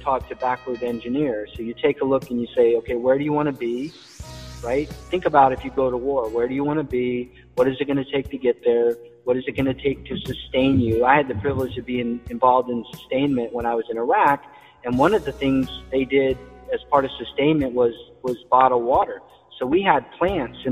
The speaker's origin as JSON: {"language": "English", "town": "Everett", "region": "Washington", "country": "United States", "tie": "born or raised there", "also_born_or_lived": "Germany / New York / Kansas / Hawaii", "moved": "as an adult", "said": "when I was a kid growing up in Everett in Washington State"}